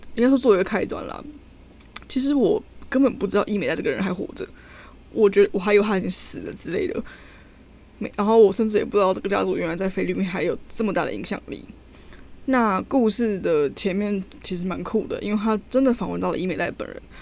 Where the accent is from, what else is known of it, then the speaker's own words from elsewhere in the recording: Taiwan; moved away; 我们这两个台湾人